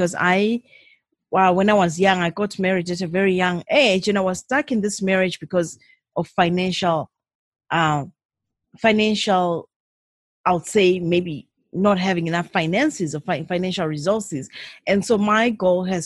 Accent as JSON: {"language": "English", "country": "Zimbabwe", "moved": "as an adult", "lives_now": "Canada", "said": "I'm originally from Zimbabwe. I came from Zimbabwe 17 years ago to Canada. I live in Canada now"}